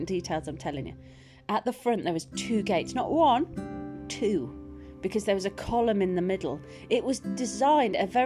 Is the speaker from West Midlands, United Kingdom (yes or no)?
yes; Birmingham, West Midlands, United Kingdom; accent: Birmingham twang; moved away; I used to live in Birmingham. I did. You might hear the twang in my accent. Sometimes there's a little twang.